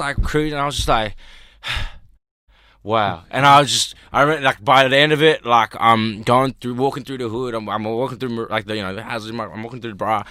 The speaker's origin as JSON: {"language": "English", "town": "Sydney", "region": "New South Wales", "country": "Australia", "tie": "born or raised there", "also_born_or_lived": "Los Angeles, United States", "said": "I grew up in Australia"}